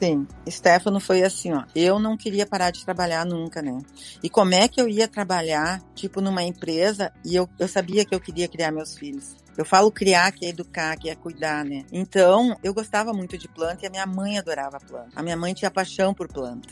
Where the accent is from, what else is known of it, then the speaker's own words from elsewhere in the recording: Campo Bom, Rio Grande do Sul, Brazil; eu nasci em Campo Bom e estudei todo o meu ciclo lá